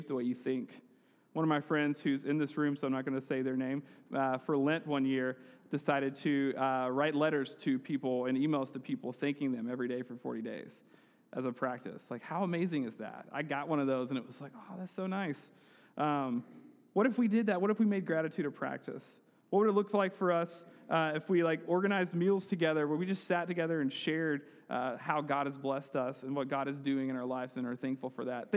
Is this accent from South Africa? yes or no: no; Heard County, Georgia, United States; I grew up in Heard County, and we still had neighbors